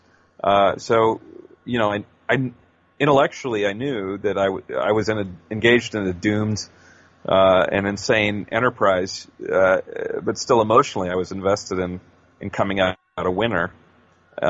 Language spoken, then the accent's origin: English; United States; moved away as an adult; also born or lived in London, United Kingdom / Brighton, United Kingdom; as an American